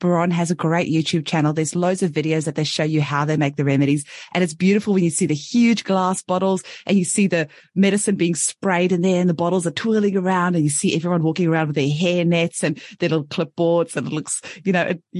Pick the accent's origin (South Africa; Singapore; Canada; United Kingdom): South Africa; now in Australia; I'm from South Africa originally